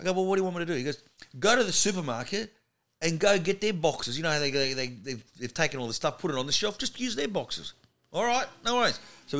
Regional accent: Sydney, New South Wales, Australia; accent: Australian; now in Melbourne, Australia; I grew up in Sydney, but I live in Melbourne now.

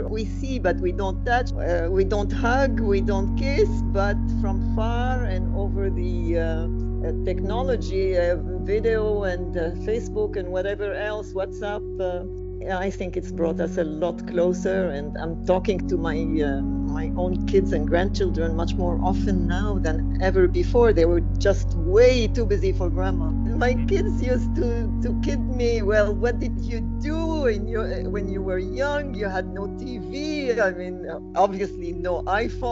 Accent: Beirut, Beirut Governorate, Lebanon; growing up in Beirut. I never left, really.

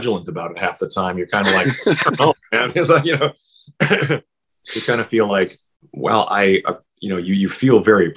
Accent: Saskatchewan, Canada; moved away; also born or lived in Vancouver; growing up in Saskatchewan

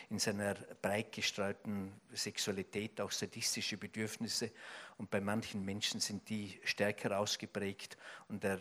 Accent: Austria; die nächste Fußballweltmeisterschaft als Österreicher spricht man ja leicht, weil man immer Zuschauer ist.

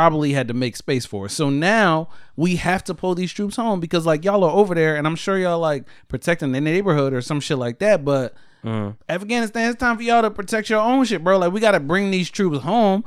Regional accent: Philadelphia, Pennsylvania, United States; I came from Philly

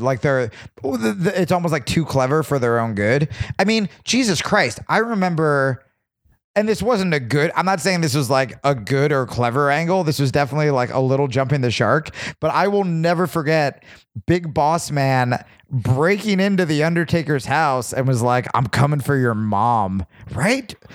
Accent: New Jersey, United States; I grew up in Jersey

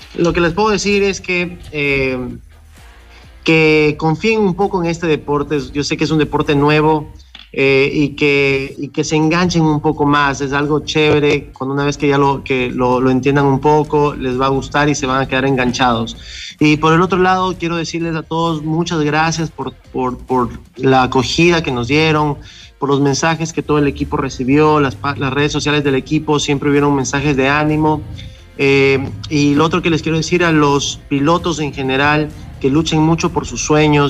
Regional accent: Ecuador; soy el primer ecuatoriano

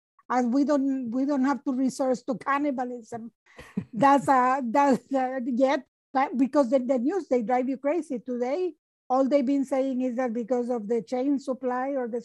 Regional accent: Nicaragua; English is a second language; now in Canada; I am from Nicaragua

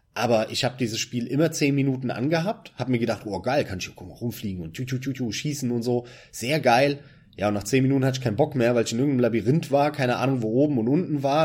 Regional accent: Germany; als Deutscher im PC-Land Deutschland

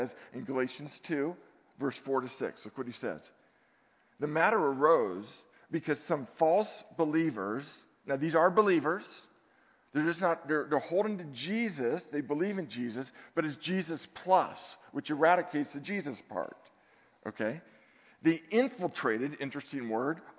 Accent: Redwood City, California, United States; I'm from Redwood City

